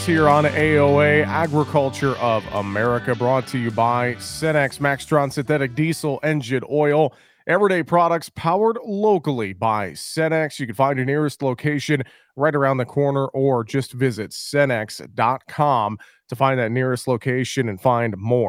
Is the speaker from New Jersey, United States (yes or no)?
no; Mason City, Iowa, United States; when I was working at my hometown radio stations in Mason City, Iowa.